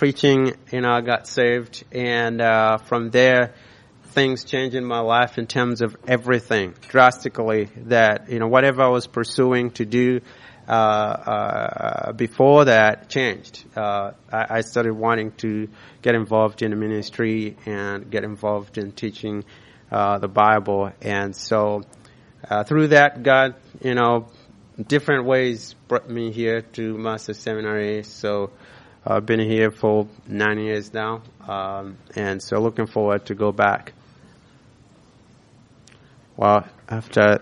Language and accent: English; Malawi; moved away; I was born in Malawi, raised there.